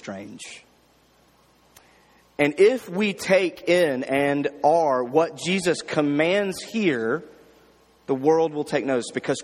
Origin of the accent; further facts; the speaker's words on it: Jackson, Mississippi, United States; My church, I grew up in Jackson, Mississippi, a big church